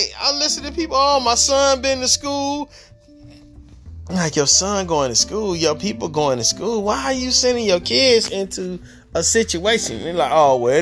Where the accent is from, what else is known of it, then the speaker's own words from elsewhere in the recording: Detroit, Michigan, United States; I grew up in Detroit, Michigan